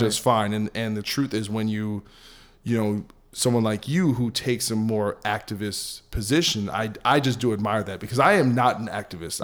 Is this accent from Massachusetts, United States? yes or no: no; New Jersey, United States; I'm from New Jersey